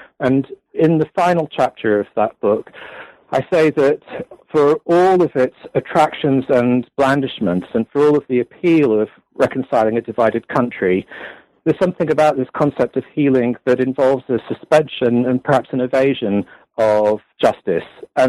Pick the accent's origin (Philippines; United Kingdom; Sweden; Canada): United Kingdom; I am British. I did my first degree in American Studies at the University of Sussex in England.